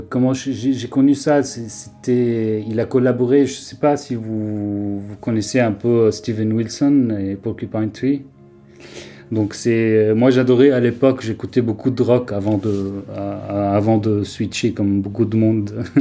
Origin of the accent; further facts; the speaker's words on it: Beirut, Beirut Governorate, Lebanon; moved away as an adult; now in Paris, France; je viens de Beyrouth et ça fait, comme j'ai dit, depuis 2018 je suis à Paris.